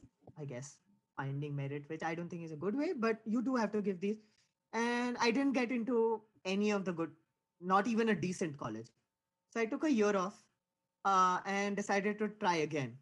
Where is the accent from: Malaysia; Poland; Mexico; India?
India; Mumbai, Maharashtra; moved away as an adult; also born or lived in Maryland, United States; now in Indiana, United States; I was born in Bombay, India, which is sort of like the financial capital of India. So it's like growing up in New York